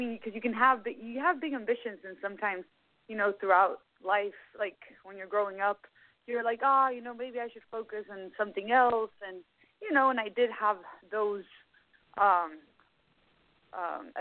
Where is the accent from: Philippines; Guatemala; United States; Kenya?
Guatemala; growing up in Guatemala, Central America